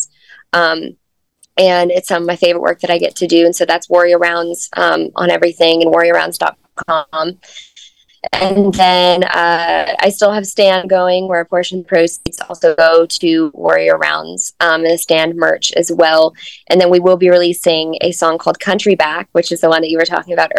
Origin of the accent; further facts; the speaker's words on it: Fayetteville, Arkansas, United States; my hometown of Fayetteville, Arkansas